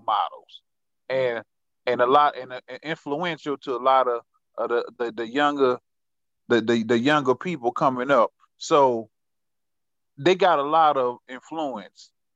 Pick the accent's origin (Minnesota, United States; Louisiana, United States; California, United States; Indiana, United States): Louisiana, United States; Marrero; I'm from Marrero